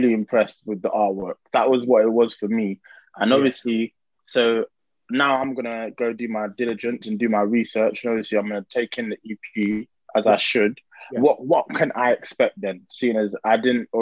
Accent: Trafford, North West England, United Kingdom; we're all from Trafford, we've grown up together

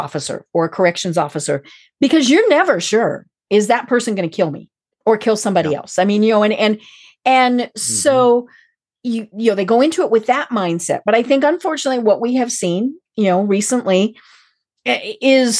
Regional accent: outside of Steamboat Springs, Colorado, United States; I'm from Colorado. I grew up outside of Steamboat

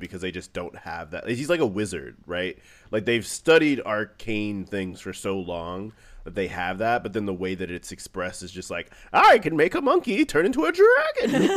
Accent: St. Louis, Missouri, United States; I'm from Saint Louis

